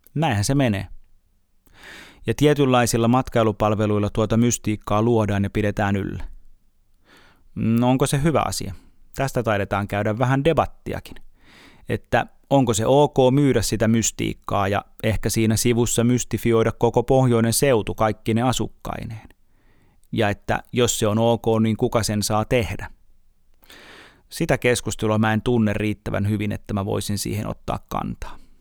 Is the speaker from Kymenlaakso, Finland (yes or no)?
no; Uusimaa, Finland; olen uusmaalainen